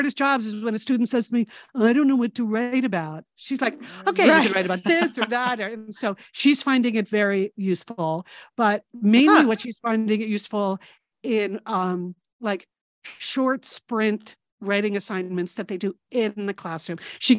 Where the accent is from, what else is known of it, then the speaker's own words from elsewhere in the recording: New England, United States; where we grew up in New England, you really only learned about New England.